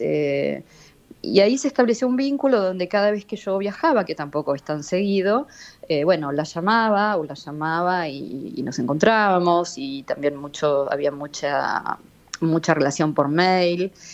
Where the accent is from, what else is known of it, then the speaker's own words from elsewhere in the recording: Buenos Aires, Argentina; soy re argentina y nacida en Buenos Aires